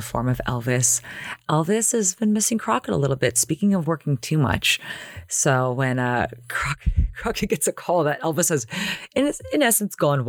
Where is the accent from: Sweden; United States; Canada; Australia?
Canada; Toronto, Ontario; back in my day growing up in Toronto